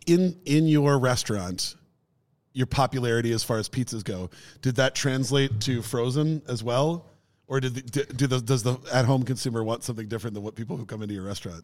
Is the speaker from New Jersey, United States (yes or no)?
no; Minneapolis, Minnesota, United States; pizza joint in the neighborhood that I grew up